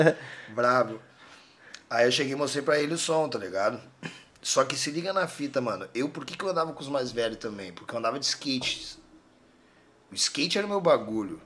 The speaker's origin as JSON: {"language": "Portuguese", "town": "Porto Alegre", "region": "Rio Grande do Sul", "country": "Brazil", "tie": "born or raised there", "said": "a gente é da Vila Nova. E aí, só que eu nasci lá e morei até os 20 anos lá"}